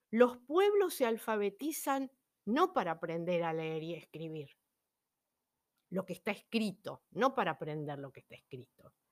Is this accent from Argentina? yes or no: yes; Buenos Aires, Argentina; now in Humahuaca, Argentina; en el caso mío yo me fui, bueno, de Buenos Aires me fui al norte, a Jujuy, a la provincia de Jujuy, a Humahuaca, por ejemplo, pero no es que me fui a otro país